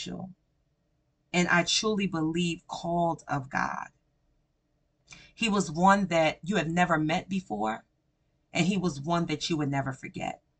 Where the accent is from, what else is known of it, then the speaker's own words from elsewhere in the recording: New York, United States; I'm a New Yorker and I grew up from my teen years to my young adult years within the Rough Rider culture